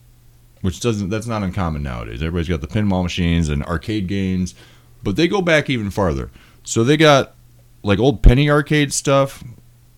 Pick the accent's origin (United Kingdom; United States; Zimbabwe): United States; Michigan; also born or lived in Ohio; I'm from Michigan